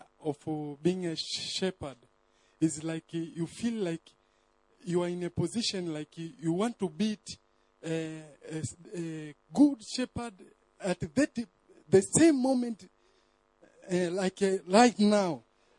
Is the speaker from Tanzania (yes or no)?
yes; Tanzania